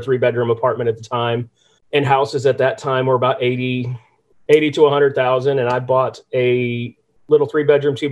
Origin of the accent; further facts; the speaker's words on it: California, United States; moved away as an adult; now in Norfolk, Virginia, United States; I grew up in California area around rentals.